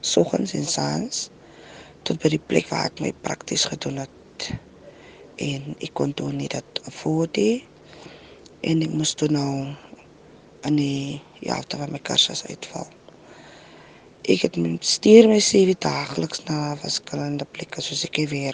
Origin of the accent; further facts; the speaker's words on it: Stellenbosch, Western Cape, South Africa; now in Klapmuts, South Africa; Ek is van die Stellenbosch woonagtig in Klapmuts